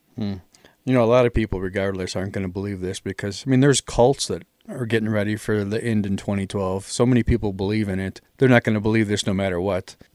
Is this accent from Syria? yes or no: no; Chicago, Illinois, United States; I'm from the Chicago area, born and raised out here.